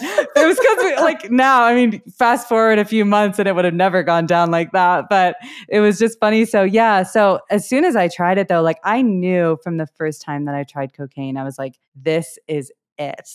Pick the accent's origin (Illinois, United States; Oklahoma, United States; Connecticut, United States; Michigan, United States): Illinois, United States; Wilmette; moved away as an adult; also born or lived in Southeast Asia; now in Colorado, United States; I am originally from the suburbs outside of Chicago. I grew up in a suburb called Wilmette